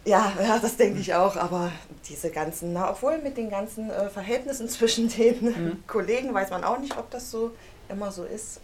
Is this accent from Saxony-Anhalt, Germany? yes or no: yes; Halle, Saxony-Anhalt, Germany; Ich komme aus Halle